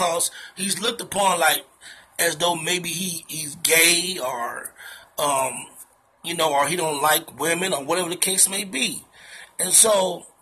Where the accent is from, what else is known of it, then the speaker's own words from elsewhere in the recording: Chicago, Illinois, United States; I'm from the Chi.